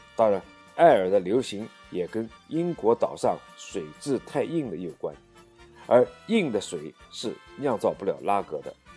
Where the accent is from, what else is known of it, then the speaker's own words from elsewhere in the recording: China; 我们中国人